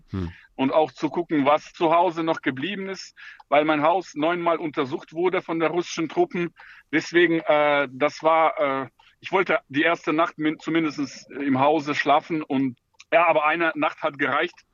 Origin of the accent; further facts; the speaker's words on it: Ukraine; German is a second language; now in Germany; ich als Ukrainer äh, fühle mich auch wohl mit dieser Gedanke.